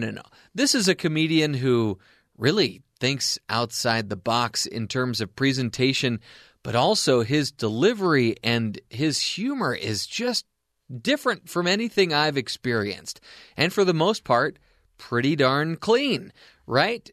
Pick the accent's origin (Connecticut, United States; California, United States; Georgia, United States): California, United States; Anaheim; I'm from Anaheim, California